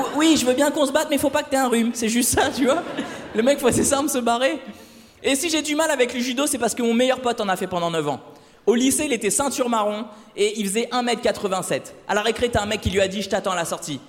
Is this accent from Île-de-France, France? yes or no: no; Le Havre, Normandy, France; moved away; je suis originaire du Havre